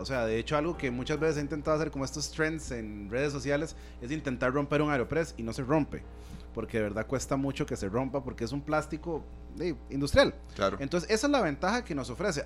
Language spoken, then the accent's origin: Spanish; Costa Rica